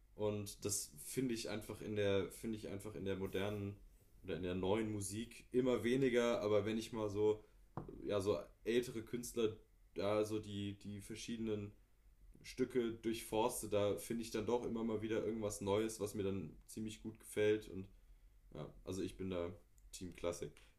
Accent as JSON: {"language": "German", "town": "Wiesbaden", "region": "Hesse", "country": "Germany", "tie": "born or raised there", "said": "Ich bin aber auch in der Gegend hier groß geworden in Nordenstadt"}